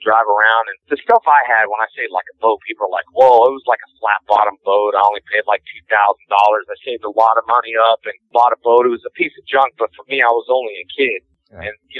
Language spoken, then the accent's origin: English; Covina, California, United States; also born or lived in Houston, Texas; I was probably about 8 years old in Covina, California is where I grew up.